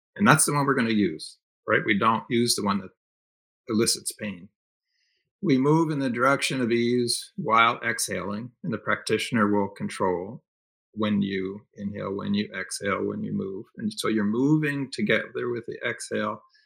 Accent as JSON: {"language": "English", "region": "Northeast", "country": "United States", "tie": "born or raised there", "moved": "yes", "said": "I grew up in the Northeast, so I had family I could stay with."}